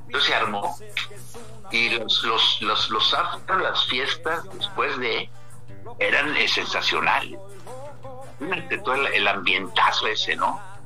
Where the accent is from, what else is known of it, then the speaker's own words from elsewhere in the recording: La Paz, Baja California Sur, Mexico; ambos somos de, nativos de La Paz, de familias fundadoras